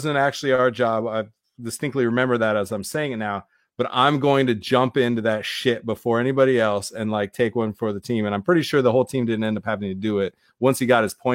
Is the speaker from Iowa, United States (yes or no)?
yes; Iowa, United States; we came from Iowa